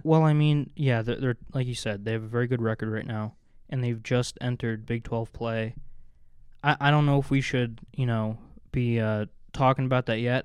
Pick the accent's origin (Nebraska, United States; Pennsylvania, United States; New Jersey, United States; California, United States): New Jersey, United States; moved away as an adult; I grew up in New Jersey